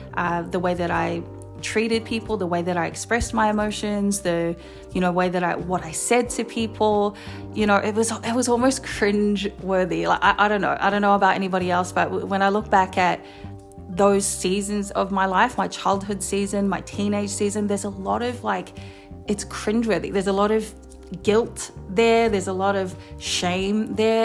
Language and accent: English; Wellington, New Zealand; moved away as an adult; now in Sydney, Australia; I'm originally from Wellington, New Zealand. Hey, anyone who's from Welly. Uh, but I moved here to Sydney nine years ago with my partner.